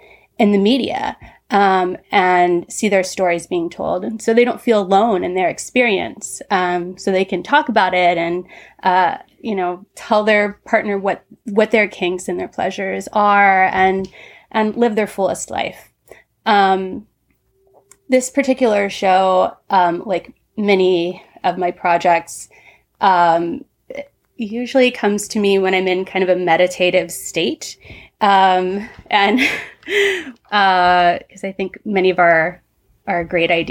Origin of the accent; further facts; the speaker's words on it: Southern Ohio, United States; moved away; I grew up in the Midwest, Southern Ohio, in the 80s